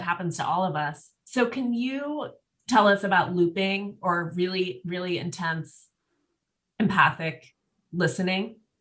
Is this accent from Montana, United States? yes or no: yes; Montana, United States; now in Los Angeles, United States; I'm from Montana originally, and I go home all the time